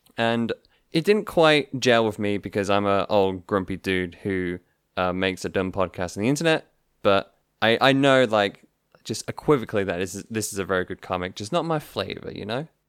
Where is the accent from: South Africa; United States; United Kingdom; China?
United Kingdom; being British people